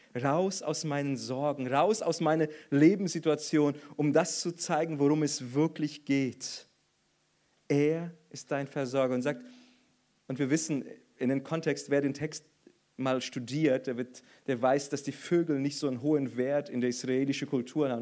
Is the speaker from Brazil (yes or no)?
yes; Brazil; moved away; als Brasilianer friere ich sowieso immer und ständig